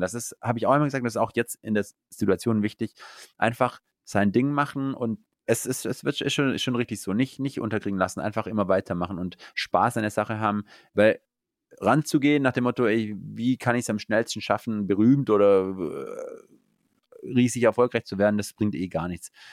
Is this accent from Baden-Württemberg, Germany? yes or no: yes; Eislingen, Baden-Württemberg, Germany; Ich genieße es hier in meiner Heimat, da habe ich meine Freunde, meine Familie und äh, meine Wurzeln